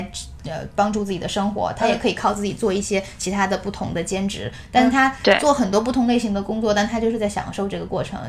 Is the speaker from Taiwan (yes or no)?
no; China; now in United States; 到哪儿都是我们就是中国人